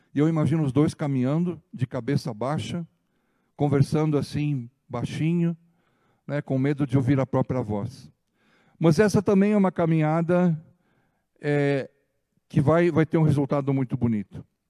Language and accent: Portuguese; Ijuí, Rio Grande do Sul, Brazil; quando eu era criança pequenininha lá em Juí